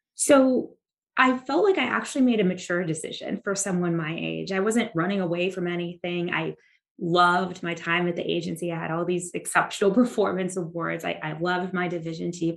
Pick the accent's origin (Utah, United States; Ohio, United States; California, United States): California, United States; Santa Ana; moved away as an adult; now in Texas, United States; the Santa Ana RA, you know, it's really my hometown